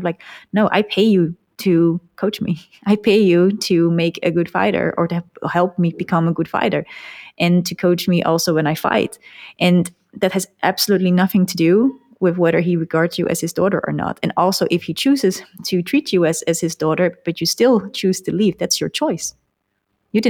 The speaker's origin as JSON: {"language": "English", "country": "Netherlands", "tie": "born or raised there", "said": "the Netherlands, like my hometown"}